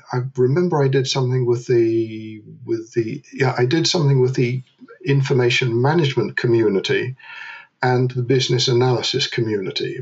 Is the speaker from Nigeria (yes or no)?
no; London, United Kingdom; moved away as an adult; now in Netherlands; I was born in London, uh, where I met a Dutch girl. We got married in London. I emigrated to the Netherlands